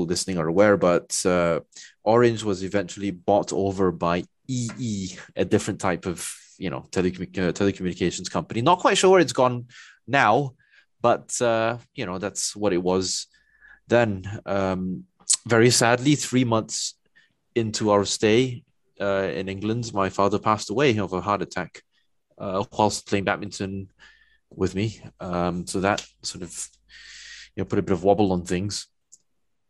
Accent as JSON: {"language": "English", "region": "Kuala Lumpur", "country": "Malaysia", "tie": "born or raised there", "also_born_or_lived": "United Kingdom", "said": "grew up in the suburbs of Kuala Lumpur"}